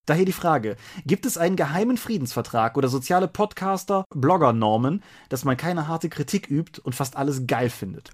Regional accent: Rhineland, Germany; als Rheinländer

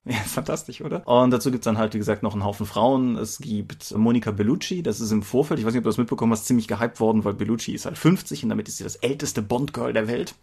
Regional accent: Eifel, Germany; moved away; ich bin in der Eifel groß geworden, bin immer noch häufig da wegen Freunden und Eltern

